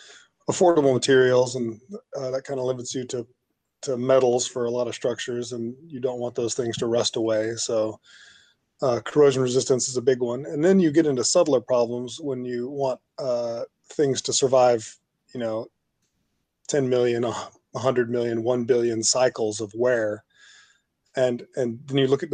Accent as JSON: {"language": "English", "town": "Austin", "region": "Texas", "country": "United States", "tie": "born or raised there", "also_born_or_lived": "Los Angeles", "moved": "as an adult"}